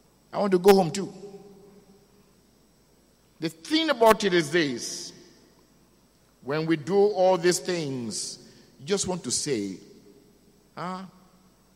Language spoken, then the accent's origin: English; Nigeria; As a Nigerian